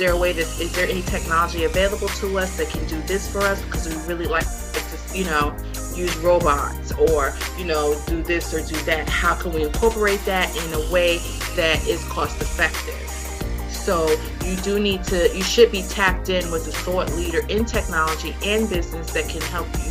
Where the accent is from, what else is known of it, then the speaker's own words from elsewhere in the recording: New York, United States; now in Dallas, United States; I'm here, you know, in Dallas, Texas, and I'm from New York